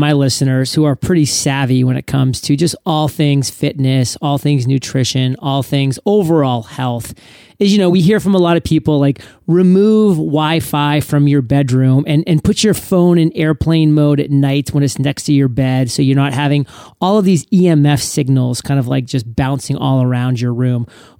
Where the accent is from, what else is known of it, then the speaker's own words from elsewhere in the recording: New England, United States; I was born and raised in New England, so I am a diehard New England Patriots fan.